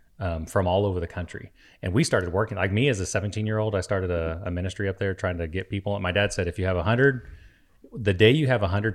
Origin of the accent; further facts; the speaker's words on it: Costa Rica; as a kid growing up in Costa Rica, you wouldn't even know what, and not even knowing who … is.